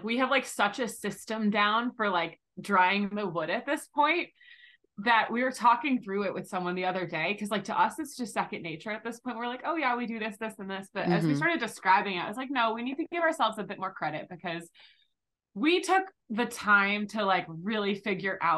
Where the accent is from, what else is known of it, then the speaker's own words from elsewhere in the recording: Massachusetts, United States; we're both from Massachusetts